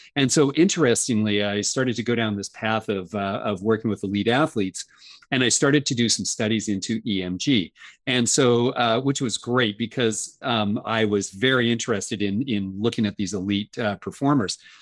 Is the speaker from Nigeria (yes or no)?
no; Canada; I'm Canadian